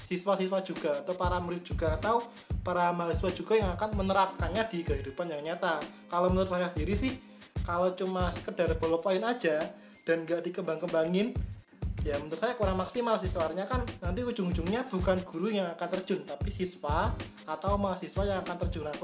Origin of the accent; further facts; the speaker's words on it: Sragen, Central Java, Indonesia; now in Surakarta, Indonesia; kita bandingkan di Solo dengan daerah saya sendiri ya di Sragen itu jauh sekali mas kalau di sini kan akses internet, internet mudah sekali